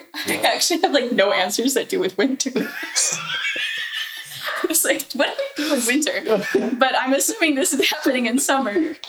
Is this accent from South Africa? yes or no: no; Kelowna, British Columbia, Canada; also born or lived in Calgary, Alberta; But like I moved here when I was 5. So I've really been here for a long time.